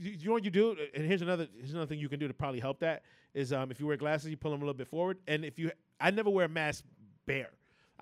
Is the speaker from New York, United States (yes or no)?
yes; New York City, New York, United States; growing up in the Bronx